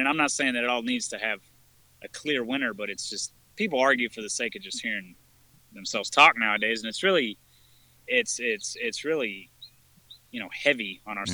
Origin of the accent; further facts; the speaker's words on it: Texas, United States; I've lived in Texas pretty much my whole life